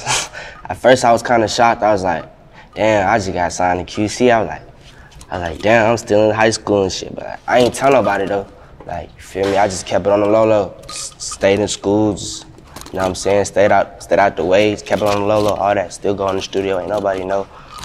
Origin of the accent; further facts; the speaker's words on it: Atlanta, Georgia, United States; it ain't sound like I'm from Atlanta. Like, if you listen to it, you wouldn't think I'm from Atlanta.